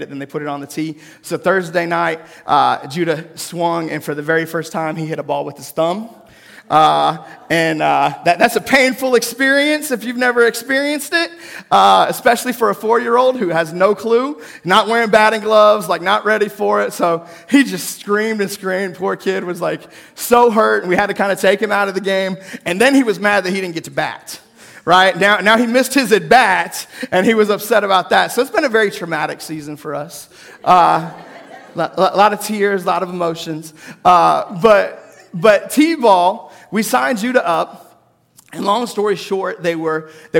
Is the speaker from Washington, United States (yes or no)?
yes; Seattle, Washington, United States; now in Forest City, United States; When I grew up in Seattle